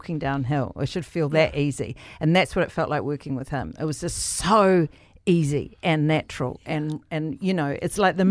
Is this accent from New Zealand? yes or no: yes; New Zealand; we are as Kiwis